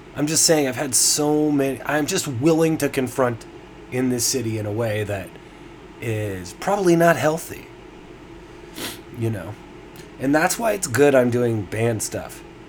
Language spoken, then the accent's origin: English; Toronto, Ontario, Canada; I'm from Toronto, and here I am in, in the heart of downtown Toronto